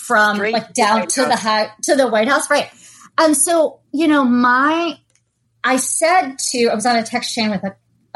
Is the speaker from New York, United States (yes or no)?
no; Lexington, Massachusetts, United States; I grew up in the Boston area